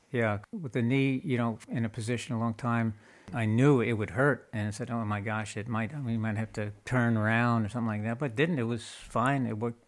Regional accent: New York, United States; moved away as an adult; also born or lived in Colorado; now in California, United States; we're from New York

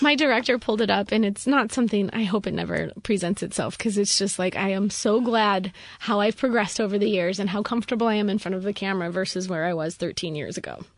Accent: Rapid City, South Dakota, United States; I grew up in Rapid City, South Dakota, super conservative area

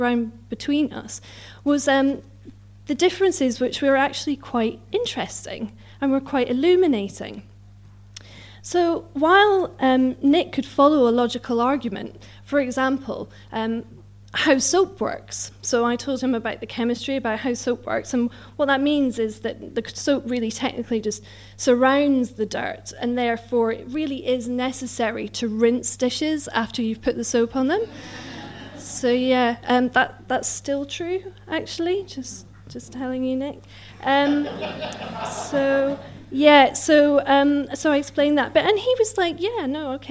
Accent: Scotland, United Kingdom; moved away as an adult; also born or lived in Newcastle; now in London, United Kingdom; I'm Scottish

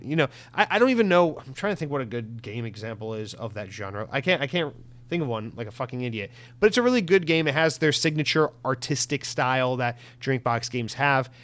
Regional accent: United States; as an American

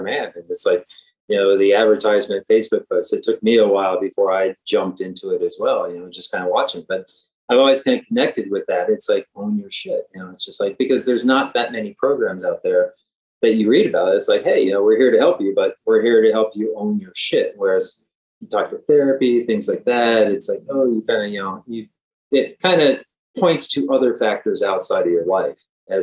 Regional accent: Ohio, United States; now in Philadelphia, United States; I live in Philadelphia. I'm from Ohio

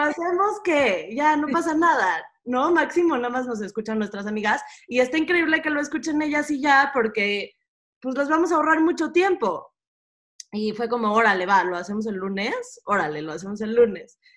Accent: Mexico City, Mexico; yo nací en la Ciudad de México, este, en una comunidad bastante chica y bastante cerrada, con una mentalidad muy cerrada. Natalia y yo las dos crecimos en la misma comunidad

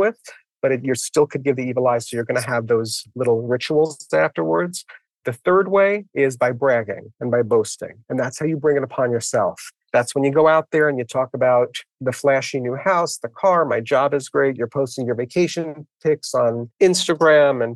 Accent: New York City, New York, United States; I grew up in the Bronx. My parents are from Italy

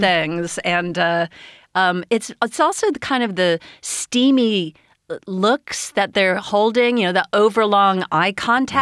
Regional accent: United States; Growing up in America

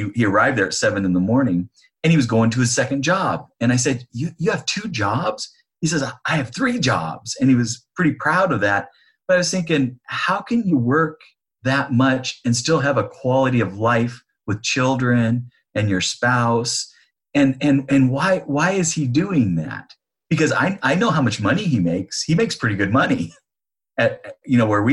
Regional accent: Northern California, United States; now in Sacramento, United States; we grew up in Northern California in a rural area

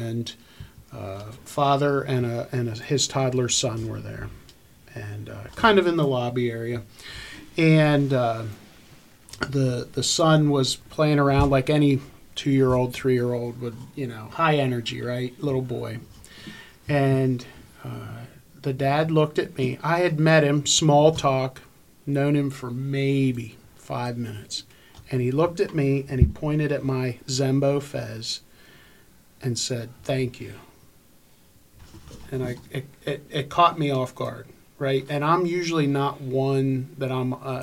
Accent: Harrisburg, Pennsylvania, United States; I was from Harrisburg, Pennsylvania

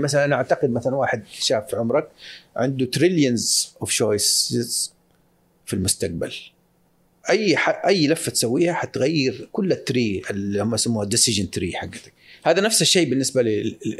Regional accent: Saudi Arabia; كمواطن سعودي

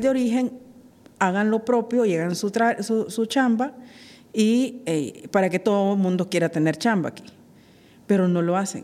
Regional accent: Honduras; somos los hondureños

